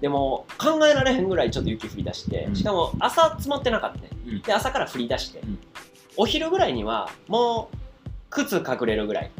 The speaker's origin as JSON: {"language": "Japanese", "region": "Osaka", "country": "Japan", "said": "俺大阪人。"}